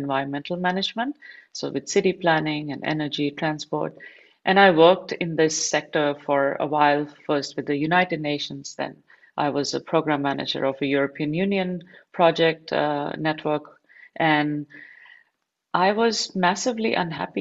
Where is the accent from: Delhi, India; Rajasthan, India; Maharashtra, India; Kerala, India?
Delhi, India; moved away; also born or lived in Barcelona; I grew up in Delhi in India